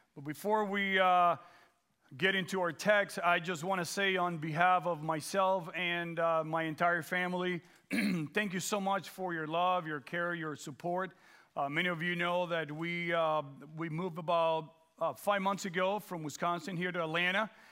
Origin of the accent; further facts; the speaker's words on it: Dominican Republic; moved away; also born or lived in Guam; growing up in the Dominican Republic